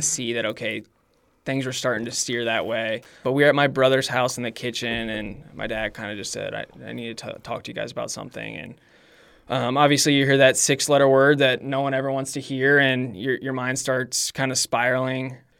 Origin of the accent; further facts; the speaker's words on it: Brownsburg, Indiana, United States; I grew up in Brownsburg, Indiana. Um, basically born and raised there, lived in the same house for twenty-six